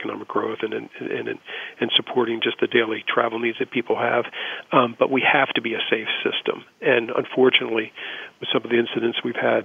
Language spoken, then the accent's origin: English; Baltimore, Maryland, United States; growing up in Baltimore